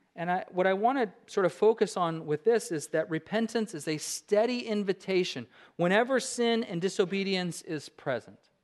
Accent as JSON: {"language": "English", "region": "Alaska", "country": "United States", "said": "I said I was from Alaska"}